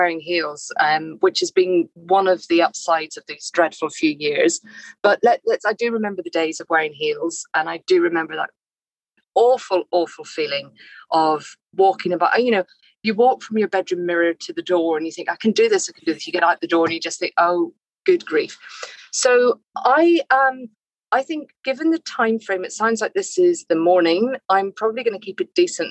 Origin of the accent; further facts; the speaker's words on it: Northern Ireland, United Kingdom; I grew up in Northern Ireland